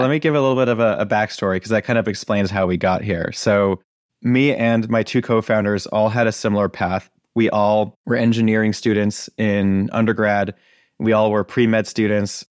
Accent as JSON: {"language": "English", "town": "Acton", "region": "Massachusetts", "country": "United States", "tie": "born or raised there", "said": "I grew up in Acton, Massachusetts"}